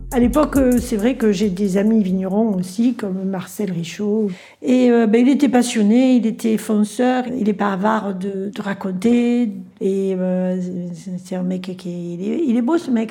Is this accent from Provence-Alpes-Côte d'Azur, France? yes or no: yes; Cairanne, Provence-Alpes-Côte d'Azur, France; je suis native de Kéran